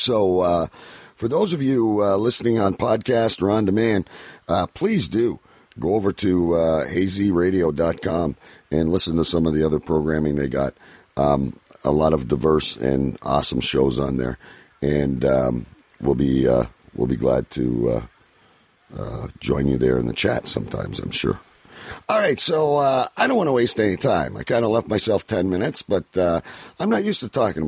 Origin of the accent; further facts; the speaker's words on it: Canada; I'm Canadian.